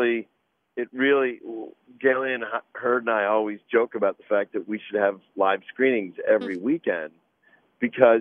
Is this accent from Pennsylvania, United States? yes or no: yes; Pittsburgh, Pennsylvania, United States; moved away; I grew up in Pittsburgh